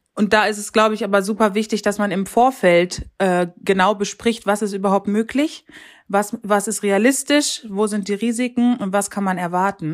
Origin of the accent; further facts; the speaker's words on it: North Rhine-Westphalia, Germany; wohne in Ostwestfalen und ja, das ist sozusagen meine Heimat, in die ich zurückgekehrt bin, nachdem ich lange im Rheinland war